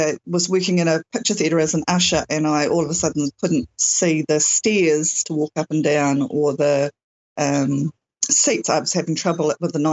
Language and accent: English; New Zealand; I'm, definitely New Zealand, and it's summer here